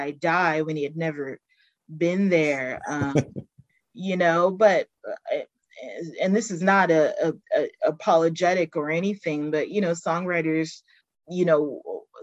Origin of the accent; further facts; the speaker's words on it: Baltimore, Maryland, United States; accent: Baltimore; I'm from Baltimore. I'm not touting my accent, and I probably won't, but when I get cranky, oh yeah, it comes